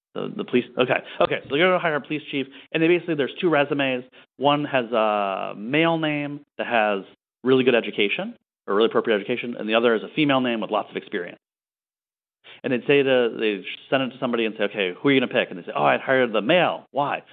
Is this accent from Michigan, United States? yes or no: yes; Michigan, United States; also born or lived in San Francisco; now in New York, United States; I grew up in Michigan